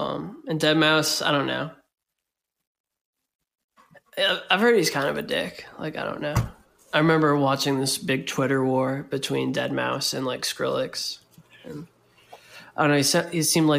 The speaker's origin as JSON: {"language": "English", "region": "Florida", "country": "United States", "tie": "born or raised there", "moved": "yes", "lives_now": "Philadelphia, United States", "said": "growing up in Florida and like back when, like when you were like a Florida resident"}